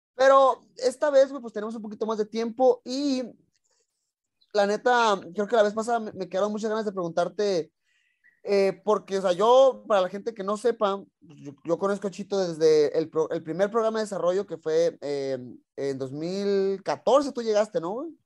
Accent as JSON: {"language": "Spanish", "town": "Tijuana", "region": "Baja California", "country": "Mexico", "said": "yo soy también de Tijuana"}